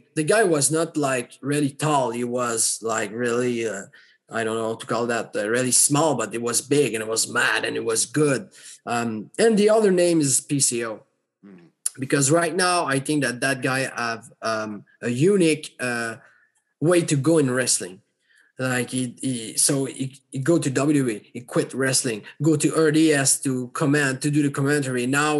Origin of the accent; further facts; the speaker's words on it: Quebec, Canada; So they present me to people. So that … is one of a Quebec wrestler